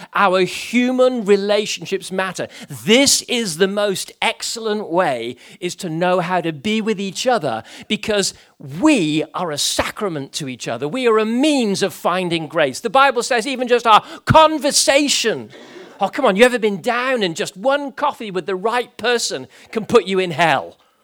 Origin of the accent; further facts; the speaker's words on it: Gibraltar; growing up in Gibraltar